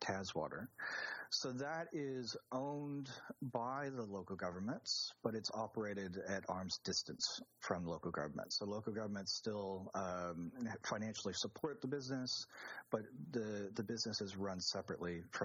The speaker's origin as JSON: {"language": "English", "region": "Arizona", "country": "United States", "tie": "born or raised there", "also_born_or_lived": "Hawaii / Baltimore, Maryland", "moved": "as an adult", "lives_now": "Australia", "said": "I was born in Arizona back in the 70s, just a bit of my age there. I grew up in a desert and a very dry, very hot kind of environment"}